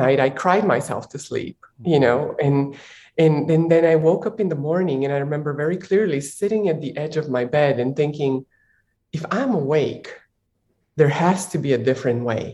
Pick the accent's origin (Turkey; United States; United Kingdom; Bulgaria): Bulgaria; I was born in Bulgaria while it was still a communist country.